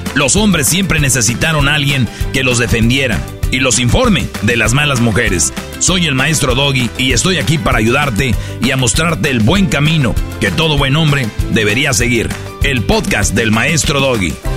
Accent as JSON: {"language": "Spanish", "town": "San Nicolás de los Garza", "region": "Nuevo León", "country": "Mexico", "said": "yo soy de San Nicolás de los Garza"}